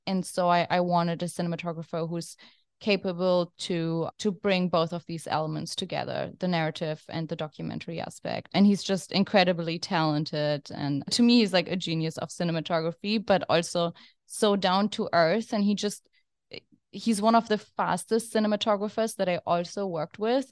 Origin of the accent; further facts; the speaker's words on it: Germany; now in New York City, United States; I'm originally from Germany, as you can hear from my accent